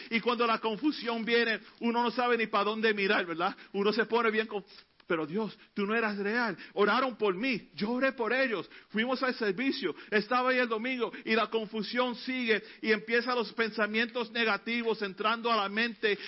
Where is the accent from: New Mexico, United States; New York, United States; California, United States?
New York, United States; New York City; Cuando niño vivíamos en Elder Avenue, en el Bronx